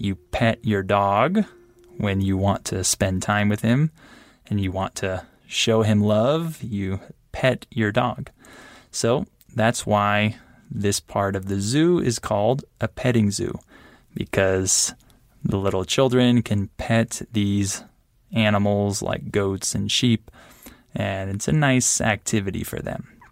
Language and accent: English; San Diego, California, United States; moved away as an adult; now in Guadalajara, Mexico; I'm from San Diego, California